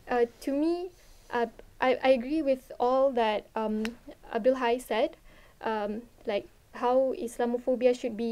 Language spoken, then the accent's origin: English; Malaysia; I think, first of all, I would say it's really a blessing to be like to be in Malaysia